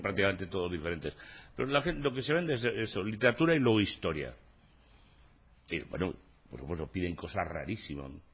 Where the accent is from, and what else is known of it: San Lorenzo de El Escorial, Community of Madrid, Spain